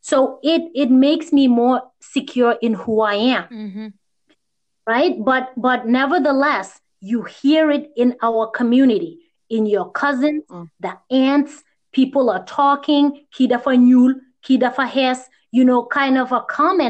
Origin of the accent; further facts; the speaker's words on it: United States; I grew up here in the U.S. mostly with Indian friends